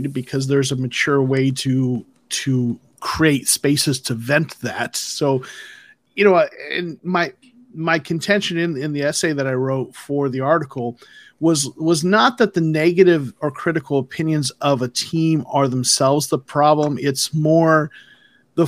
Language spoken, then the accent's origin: English; Arizona, United States; moved away as an adult; now in Georgia, United States; I was born in Arizona, but my career has taken me to Georgia